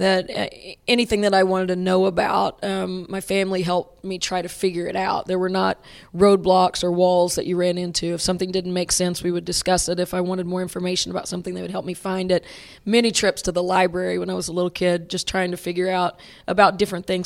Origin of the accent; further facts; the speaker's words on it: Hilton, Oklahoma, United States; growing up in Hilton, Oklahoma, um, Mary Patton was my fifth grade basketball coach